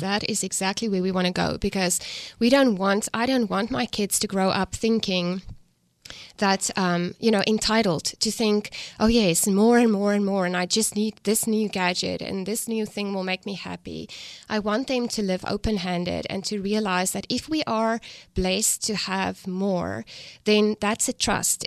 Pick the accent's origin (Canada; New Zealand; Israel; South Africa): South Africa; accent: South African; moved away as an adult; now in United States; I'm from South Africa. I grew up on a farm, um, raised and born, you know, there